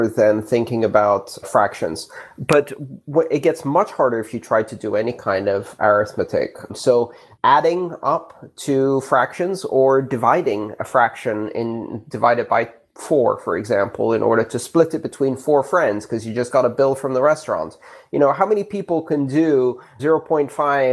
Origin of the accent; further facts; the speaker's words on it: Greece; moved away; When I grew up in Greece